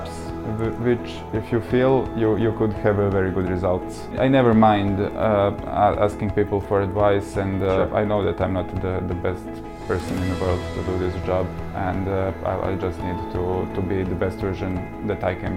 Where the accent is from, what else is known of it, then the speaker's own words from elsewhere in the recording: Serbia; moved away as an adult; now in United Kingdom; So we are both from Serbia originally. So we came to the UK about 5 years ago